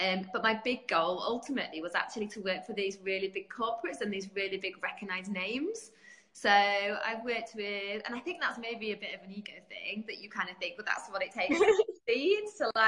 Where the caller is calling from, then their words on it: England, United Kingdom; I'm in the UK. So, yeah, in good old sunny England.